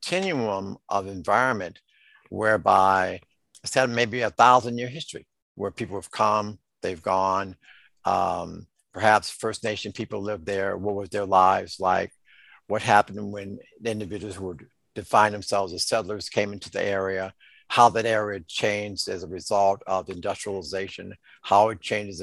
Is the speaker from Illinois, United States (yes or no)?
yes; Chicago, Illinois, United States; I grew up in the Henry Horner Housing Projects